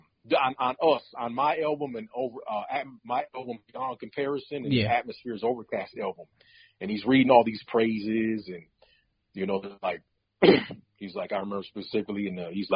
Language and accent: English; Minneapolis, Minnesota, United States; growing up in Minneapolis